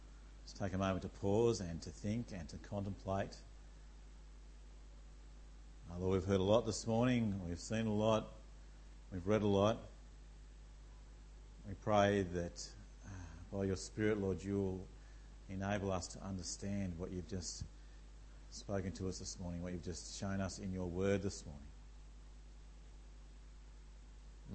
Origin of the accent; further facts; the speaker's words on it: Tasmania, Australia; I come from Tasmania